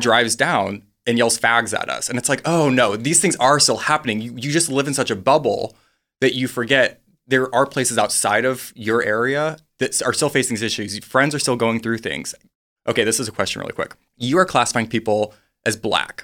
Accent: South Dakota, United States; moved away; I grew up in the Midwest

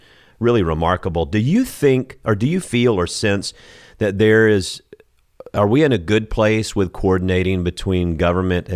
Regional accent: South Georgia, United States; I'm from South Georgia.

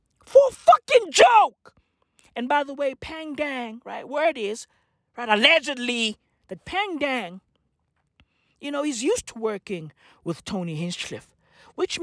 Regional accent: South Africa; I'm from South Africa. Okay? I'm from South Africa. Apartheid birthed me. Okay? I'm a black kid in South Africa

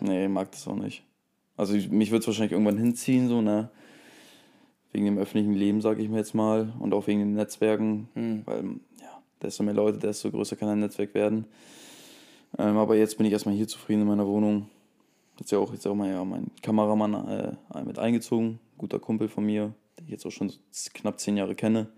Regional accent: Germany; now in Bremen, Germany; ich bin ja auch, um, wie gesagt, 40, 40 Minuten von hier aufgewachsen.

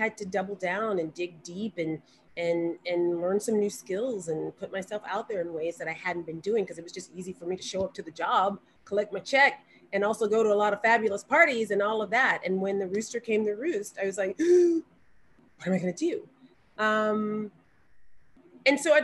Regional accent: Montgomery, Alabama, United States; I'm from Montgomery, and Selma is only 30 minutes from Montgomery

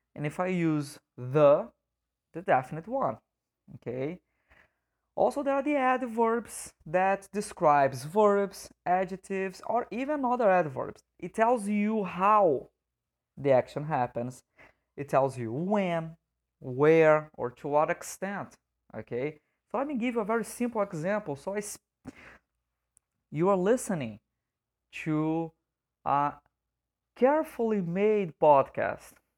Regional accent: Brazil; first language Portuguese; English is a second language; as a native speaker of Portuguese

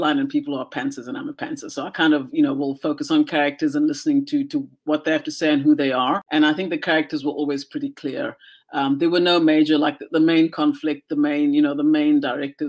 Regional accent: South Africa; moved away as an adult; now in Vancouver, Canada; South Africa and just the society that I had grown up

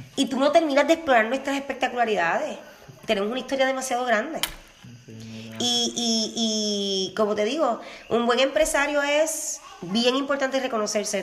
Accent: Utuado, Puerto Rico; Yo soy dutuado, del mejor pueblo

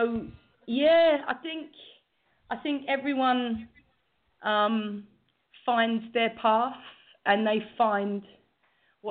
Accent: London, United Kingdom; I was born and raised in London, East London, Whitechapel

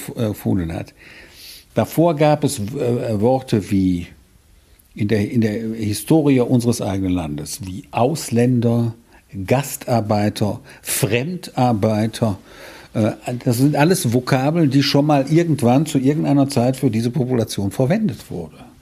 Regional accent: Rhineland, Germany; also born or lived in German-speaking East Belgium (Eupen area); ich stamme aus dem Rheinland

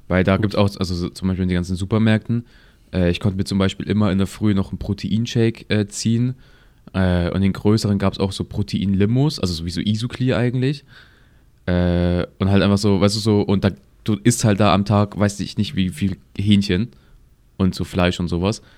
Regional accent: Munich, Bavaria, Germany; ich lebe jetzt, seitdem ich geboren bin in München

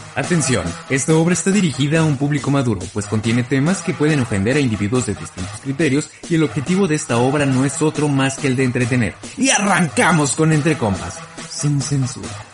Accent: Mexico City, Mexico; moved away; yo que vengo de la Ciudad de México

